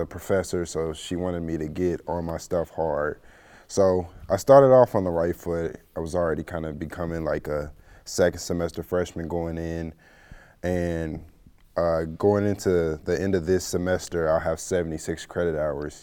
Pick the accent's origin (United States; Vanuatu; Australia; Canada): United States; St. Louis, Missouri; I'm from Saint Louis, Missouri. Um, I went to high school at McClure North High School.